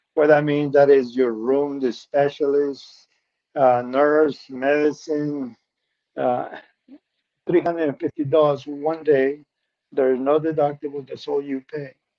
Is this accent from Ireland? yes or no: no; Peru; English is a second language; moved away as an adult; I'm originally from Peru